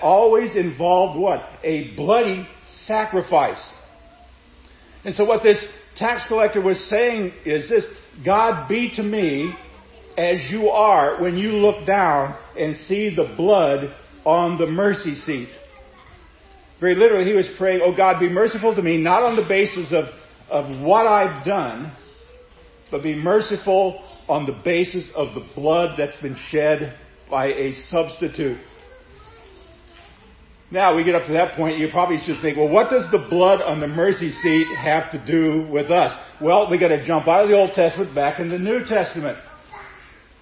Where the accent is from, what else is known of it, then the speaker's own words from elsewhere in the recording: Seward, Nebraska, United States; growing up in Seward, Nebraska, at St. John's Lutheran School